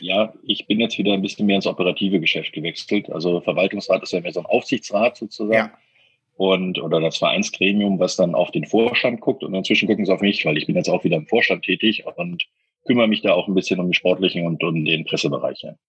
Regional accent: Berlin, Germany; bei uns in Berlin

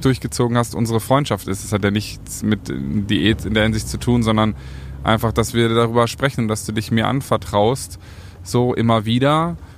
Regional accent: North Rhine-Westphalia, Germany; ich bin in Ostwestfalen groß geworden

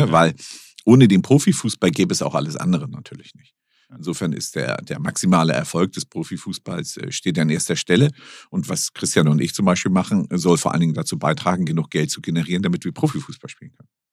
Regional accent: Hamburg, Germany; ich bin nun in Hamburg geboren

